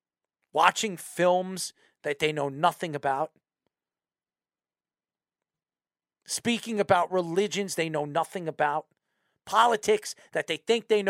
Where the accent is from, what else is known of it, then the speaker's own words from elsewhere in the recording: United States; as an American